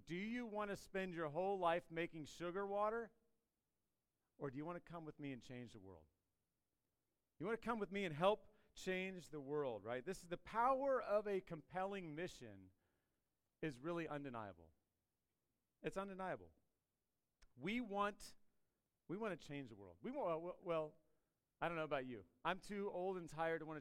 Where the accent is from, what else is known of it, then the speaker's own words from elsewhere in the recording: Washington, District of Columbia, United States; now in Radford, United States; I grew up in the D.C. area, but I have called Radford home for long enough that that's where I'm from. I'm from Radford